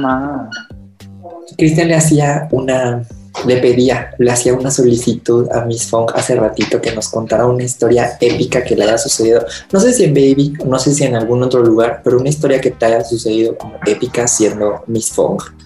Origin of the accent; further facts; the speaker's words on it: Mexico City, Mexico; soy de la Ciudad de México